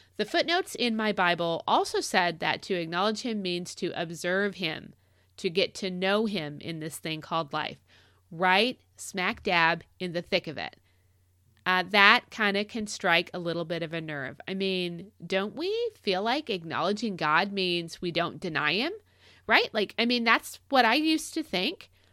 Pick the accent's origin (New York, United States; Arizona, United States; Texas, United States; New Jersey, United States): Arizona, United States; moved away; for a, a hunk of my childhood, we grew up in Arizona